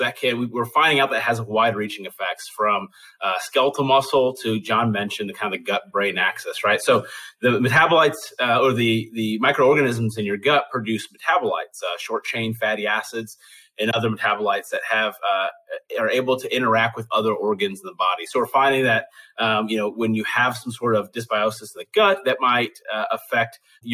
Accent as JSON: {"language": "English", "town": "Chicago", "region": "Illinois", "country": "United States", "moved": "yes", "lives_now": "Tennessee, United States", "said": "I'm from Chicago, so I'm still a Bears fan. Living in Tennessee now"}